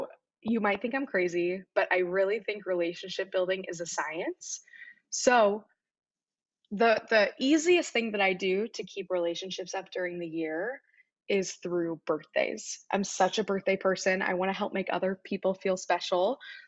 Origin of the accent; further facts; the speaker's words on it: Midwest, United States; growing up in the Midwest, coming to the East Coast for school